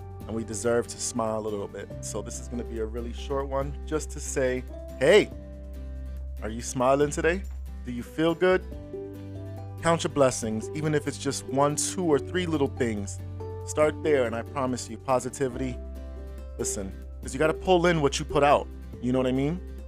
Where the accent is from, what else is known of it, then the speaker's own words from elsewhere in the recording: New York City, New York, United States; Yo, that's my hometown.